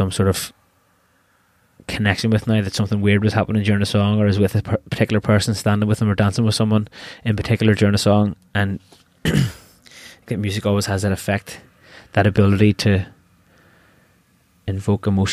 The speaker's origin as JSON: {"language": "English", "town": "Belfast", "region": "Northern Ireland", "country": "United Kingdom", "tie": "born or raised there", "also_born_or_lived": "Limerick", "moved": "as an adult", "said": "I'm from Belfast, and I value the people that that I grew up"}